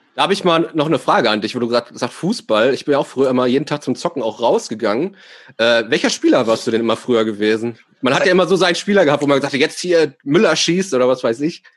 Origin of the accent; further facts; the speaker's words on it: Ruhr area, North Rhine-Westphalia, Germany; bei uns im Ruhrpott hat man dazu äh, äh Stubenbau gesagt